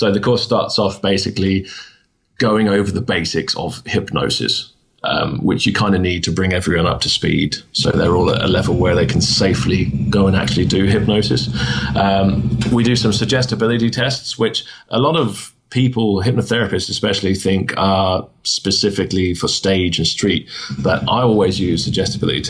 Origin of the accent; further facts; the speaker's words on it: United Kingdom; it's a hard life being a British stage hypnotist